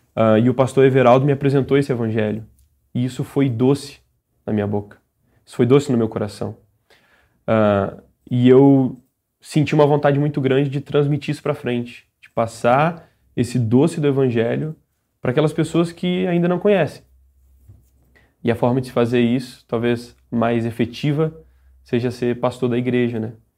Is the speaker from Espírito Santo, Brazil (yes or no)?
yes; Domingos Martins, Espírito Santo, Brazil; sou de Domingos Martins, no Espírito Santo